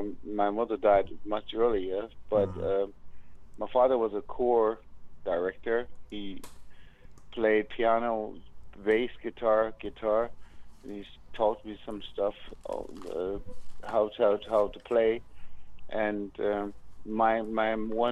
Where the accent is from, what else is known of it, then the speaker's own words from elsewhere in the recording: Anderson, South Carolina, United States; moved away as an adult; now in Germany; South Carolina, Anderson, South Carolina.